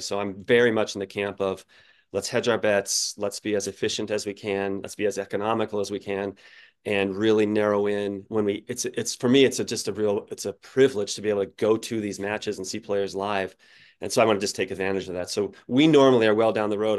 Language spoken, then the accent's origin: English; Colorado, United States; I grew up in Colorado